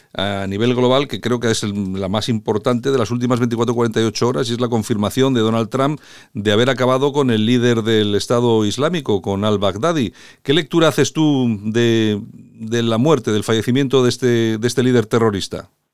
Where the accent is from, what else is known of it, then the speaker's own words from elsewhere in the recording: Spain; a nosotros como españoles, como europeos